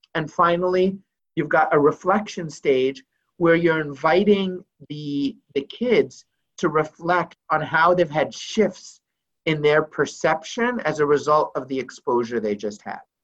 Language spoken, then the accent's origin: English; Beirut, Beirut Governorate, Lebanon; moved away; I grew up in Beirut, Lebanon